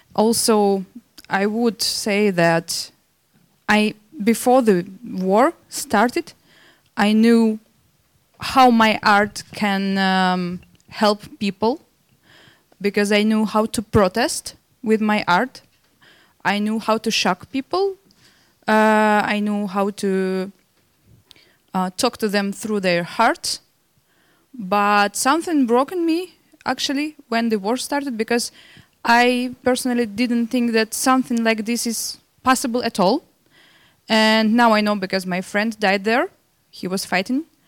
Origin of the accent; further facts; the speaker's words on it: Belarus; moved away as an adult; I'm from Belarus.